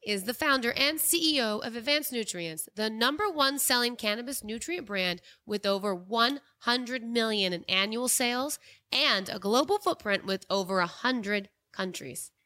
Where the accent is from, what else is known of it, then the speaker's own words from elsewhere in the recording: Dallas, Texas, United States; now in California, United States; I was raised in Dallas, which is a big city, like Chicago, L A, New York